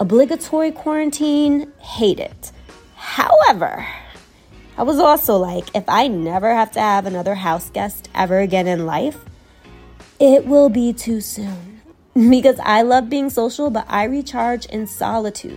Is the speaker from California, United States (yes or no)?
no; New York City, New York, United States; moved away as an adult; now in Charlotte, United States; I was born and raised in Brooklyn, New York. I now live in Charlotte, North Carolina